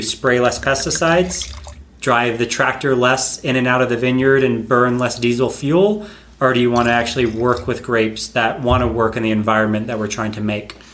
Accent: North Carolina, United States; I'm originally from North Carolina, uh, which for anyone who doesn't know is on the east coast of the United States

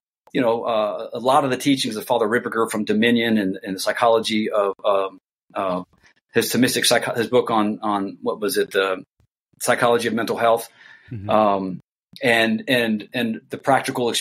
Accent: Columbus, Ohio, United States; moved away as an adult; also born or lived in Indiana / Iraq; I'm originally from Columbus, Ohio

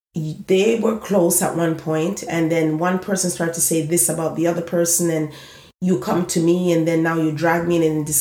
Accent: eastern Jamaica, Jamaica; moved away; when I went back home to Jamaica, I was far from where I'm originally from. I'm from the East.

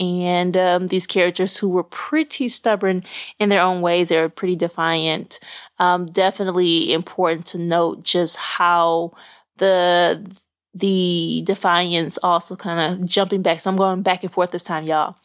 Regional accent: Little Rock, Arkansas, United States; moved away; I actually ra-, was raised very close to Memphis in Little Rock, Arkansas.

